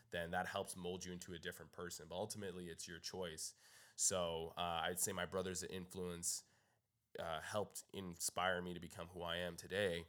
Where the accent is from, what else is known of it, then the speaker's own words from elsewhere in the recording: Canada; moved away as an adult; now in Los Angeles, United States; I'm from Canada